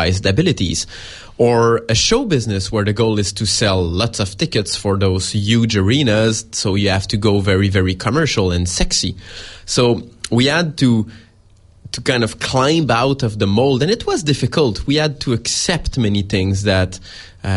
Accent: Montreal, Quebec, Canada; we're from Montreal, which is some kind of a mecca for it

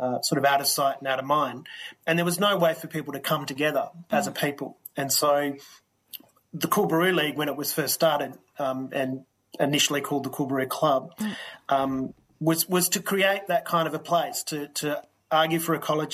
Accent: the Kimberley, Western Australia, Australia; I'm from the Kimberley

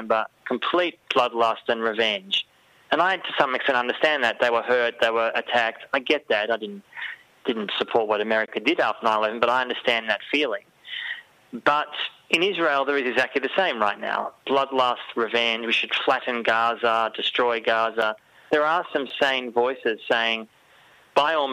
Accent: Australia; speaking as an Australian Jewish German person

